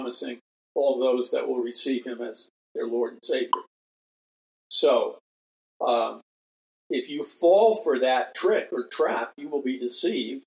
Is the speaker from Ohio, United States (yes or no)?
no; New York City, New York, United States; moved away; I'm from New York City.